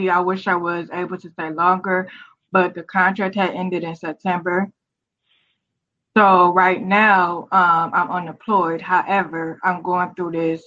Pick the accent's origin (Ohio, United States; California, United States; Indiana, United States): Ohio, United States; Cleveland; moved away as an adult; also born or lived in Southern Maryland; now in Ashburn, United States; I'm originally from Cleveland, Ohio